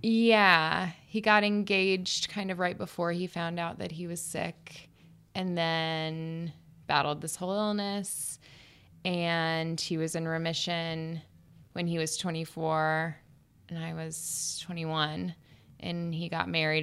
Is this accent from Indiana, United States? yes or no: no; Panama City, Florida, United States; moved away as an adult; also born or lived in Alabama / New York; I lived in the Panhandle of Florida